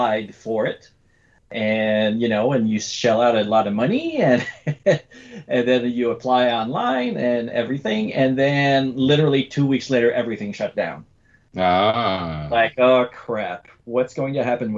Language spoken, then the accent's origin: English; Canada; now in United States; But because of the way America and Canada works, I'm still Canadian